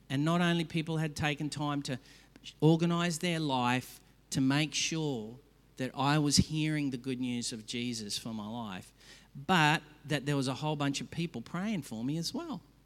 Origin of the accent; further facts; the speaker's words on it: Australia; I hate as an Aussie